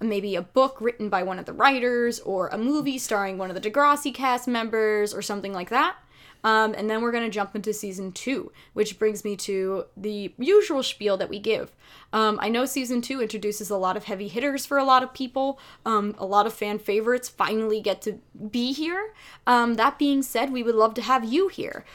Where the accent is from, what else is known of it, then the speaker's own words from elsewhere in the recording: United States; we are very American